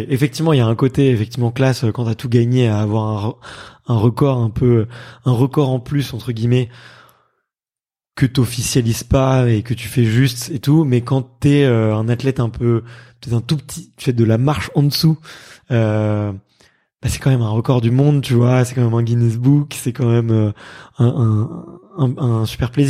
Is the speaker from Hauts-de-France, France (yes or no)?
yes; Hauts-de-France, France; je suis pas une nana de la montagne, je suis je suis une, je suis une nordiste, une petite du nord